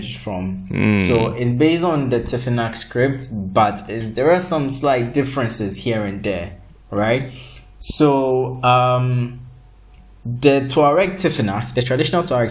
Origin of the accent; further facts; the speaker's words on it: Nigeria; I'm Nigerian